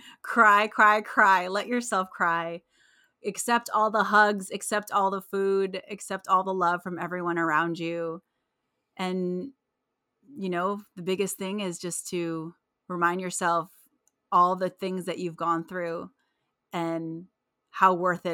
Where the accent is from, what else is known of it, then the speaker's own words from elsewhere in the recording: Philippines; I don't know what it is about being Filipino, but there's something that you just love about it. And you know, I think growing up, I didn't embrace it as much as I do now.